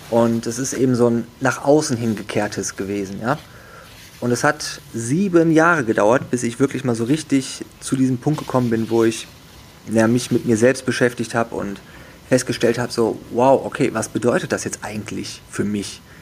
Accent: Wuppertal, North Rhine-Westphalia, Germany; Also ich bin aufgewachsen, geboren und aufgewachsen in Wuppertal und ähm, habe dort erstmal bin da ganz normal zur Schule gegangen

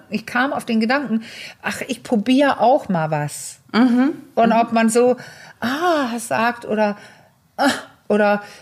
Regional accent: Denmark; German is a second language; aber ich kannte die als Dänin, dass es so Filme gibt.

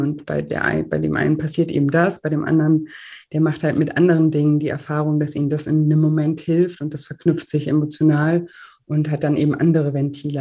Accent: Germany; bei uns in Deutschland

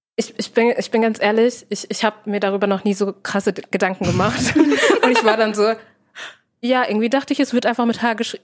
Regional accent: Herne, North Rhine-Westphalia, Germany; ich komme aus Herne, Kranger Kirmes

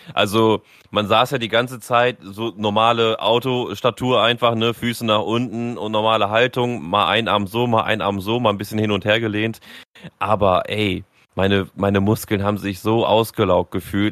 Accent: Northern Germany, Germany; kommst du da als Norddeutscher an, sagst immer Moin

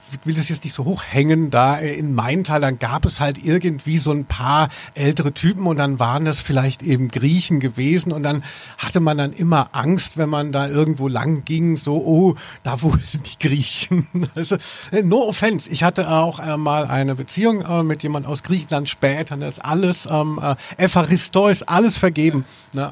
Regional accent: Maintal, Hesse, Germany; also born or lived in Frankfurt; also ich bin in Frankfurt geboren und äh, habe aber äh, gelebt in, bin aufgewachsen in der Nähe von Hanau-Maintal

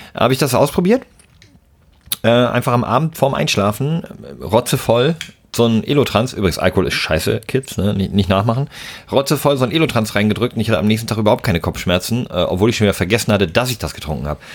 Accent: Southern Germany, Germany; in Süddeutschland, äh, wo ich herkomme, da war das Abi richtig was wert

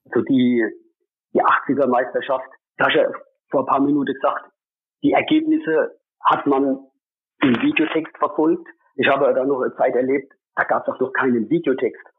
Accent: a place near Mannheim, Baden-Württemberg, Germany; ich komme aus Antrieb, das ist ja jetzt nicht so arg weit weg vom Friedrichspark und übrigens auch nicht von der SAP Arena

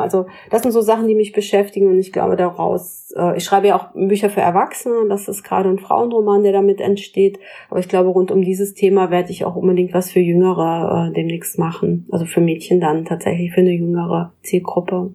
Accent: Pinneberg, Schleswig-Holstein, Germany; ich in Pinneberg geboren bin in Norddeutschland

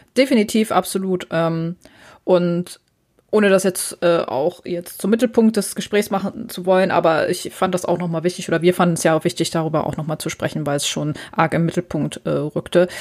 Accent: Hamburg, Germany; Ich als Hamburgerin

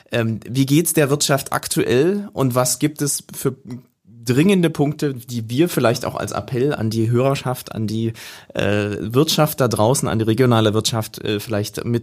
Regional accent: Saxony, Germany; jetzt kommen wir aus Sachsen und äh, freuen uns über ganz äh, innovative Gedanken und Ideen, die hier entstehen.

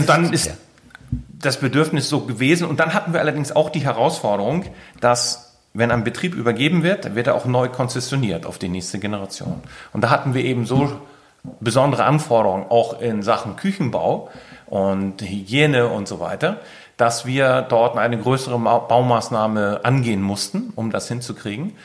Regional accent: Keitum, Schleswig-Holstein, Germany; Ich bin ein gebürtiger Sylter, Kaitumer

